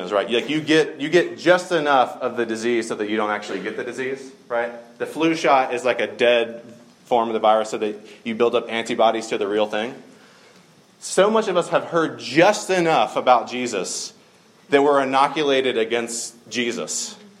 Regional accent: the South, United States; I grew up in the South

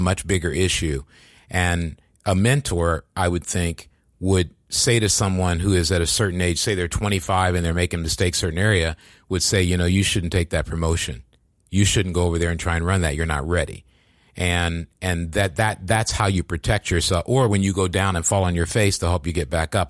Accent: East Coast, United States; moved away as an adult; now in Silicon Valley, United States; I'm from the East Coast

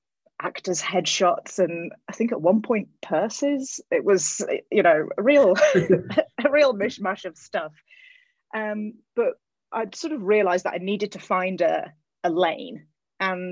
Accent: England, United Kingdom; moved away as an adult; now in California, United States; I grew up in England

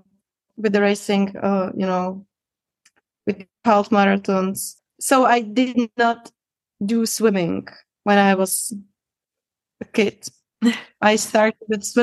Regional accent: Prague, Czechia; English is a second language; I'm from Czech Republic, from Prague. I was born there, and actually I lived there my whole life.

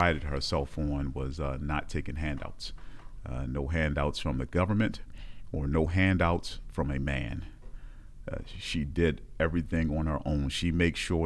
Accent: Baltimore, Maryland, United States; moved away as an adult; now in upstate New York, United States; born and raised in Baltimore, Maryland, in a little small projects called Fairfield Homes

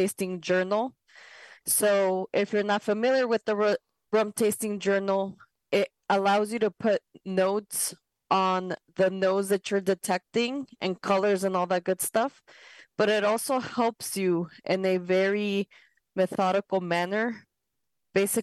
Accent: Ecuador; I'm from South America, Ecuador specifically

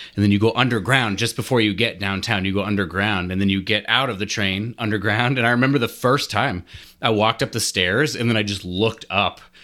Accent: Lincoln, Nebraska, United States; I'm from Lincoln, Nebraska

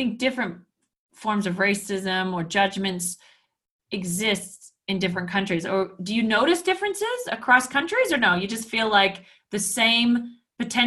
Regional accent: Canada; moved away; also born or lived in Australia / Switzerland; I was the Canadian from Australia

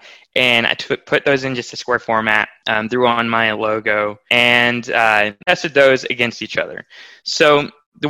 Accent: Nashville, Tennessee, United States; moved away as an adult; now in Arkansas, United States; We're from Nashville, Tennessee

